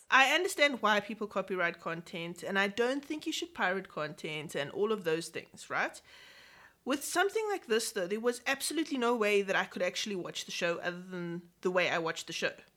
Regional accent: England, United Kingdom; I am very English

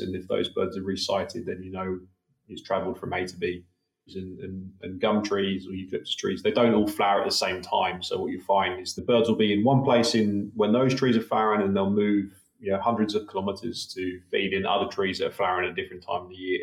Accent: United Kingdom; also born or lived in Wollongong, Australia; now in Australia; growing up in the UK, as you can tell from my dodgy accent

